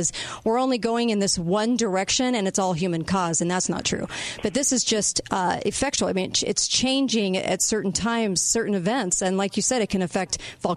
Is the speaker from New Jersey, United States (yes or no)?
no; California, United States; I grew up in California